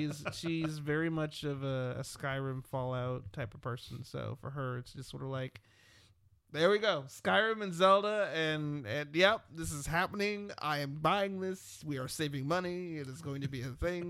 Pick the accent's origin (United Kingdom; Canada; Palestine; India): United Kingdom; England; now in United States; when I grew up in England, football was a thing that you watched almost every night.